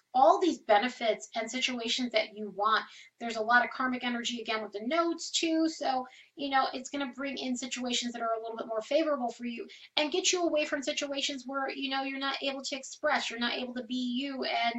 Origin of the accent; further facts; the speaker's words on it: New York, United States; I'm from New York, and I love New York